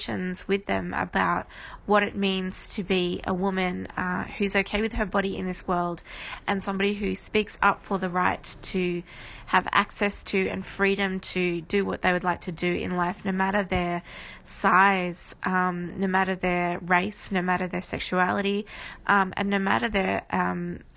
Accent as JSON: {"language": "English", "country": "Australia", "said": "I'm from Australia"}